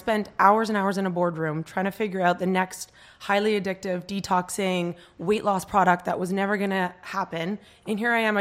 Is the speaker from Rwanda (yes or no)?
no; Canada; now in New York, United States; I'm from Canada, and I've been in New York for 10 years